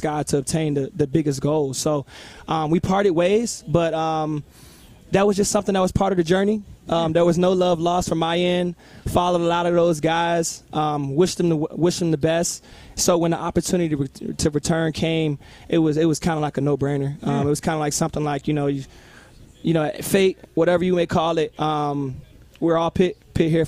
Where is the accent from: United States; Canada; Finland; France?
United States; Virginia; it's my hometown